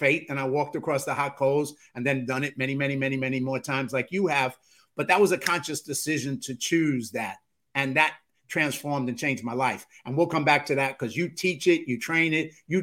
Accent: New York City, New York, United States; I grew up in the South Bronx, a bad neighborhood

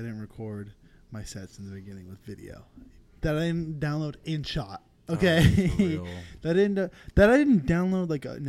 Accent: San Francisco, California, United States; my hometown club, Cobb's

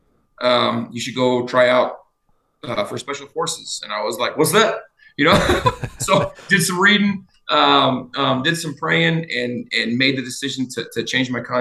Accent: Utah, United States; moved away as an adult; also born or lived in Crestview, Florida; now in Idaho, United States; I grew up in Utah. Like middle Utah of Utah, boy. A little bit south of Salt Lake

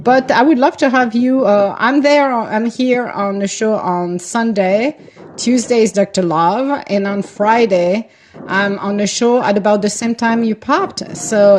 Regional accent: Italy; From Italy.

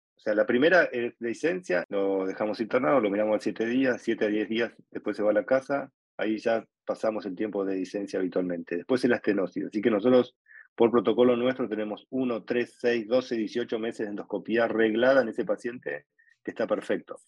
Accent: Buenos Aires, Argentina; soy de Buenos Aires, Argentina

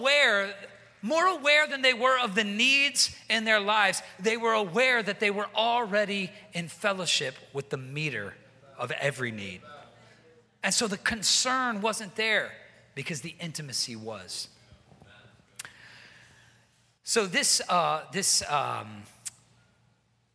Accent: the South, United States; moved away as an adult; I'm from the South, and in the South, people kind of like never stop eating

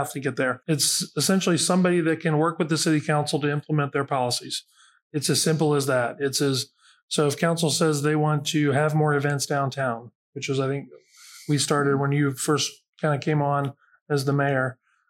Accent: Xenia, Ohio, United States; I grew up in Xenia. Greene County is my home

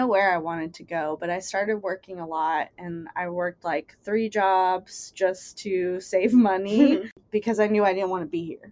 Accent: West Virginia, United States; moved away as an adult; now in Los Angeles, United States; I want to get out of West Virginia

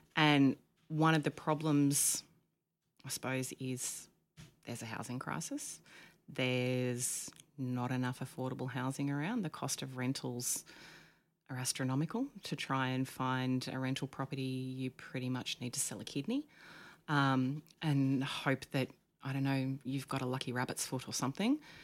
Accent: Dalmeny, New South Wales, Australia; moved away as an adult; also born or lived in Canberra; now in Queensland, Australia; I grew up on the south coast of New South Wales in a little teeny tiny town called Dalmeny, which is near Bateman's Bay

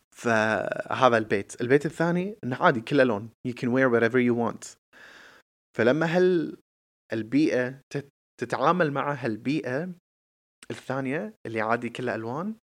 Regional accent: Kuwait; احنا ككويتيين آه قاعدين بمجتمع كويتي

